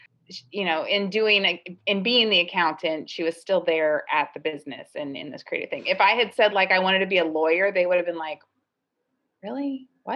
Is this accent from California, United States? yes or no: yes; Los Angeles, California, United States; I grew up in the South Bay, and it wasn't very urban where I grew up, and it was pretty much a suburban beach town lifestyle